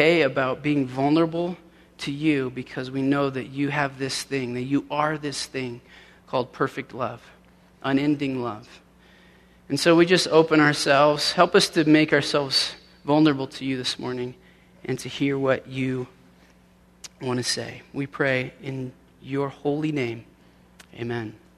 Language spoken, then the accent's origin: English; Denver, Colorado, United States; moved away as an adult; also born or lived in Orange County, California; I actually grew up in Denver, and so this is coming home for me.